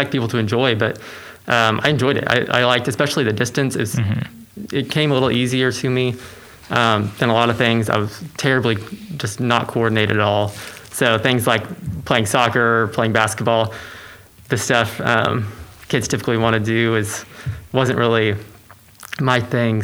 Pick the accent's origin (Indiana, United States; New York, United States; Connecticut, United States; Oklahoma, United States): Oklahoma, United States; Edmond; also born or lived in Alva, Oklahoma; So I grew up in Oklahoma. Went to Deer Creek High School, and you know, through all my schooling really since first grade.